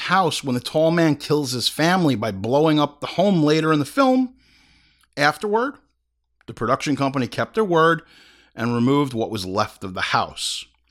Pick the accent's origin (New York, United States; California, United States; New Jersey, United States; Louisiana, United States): New York, United States; Hauppauge; we grew up in Hop Hog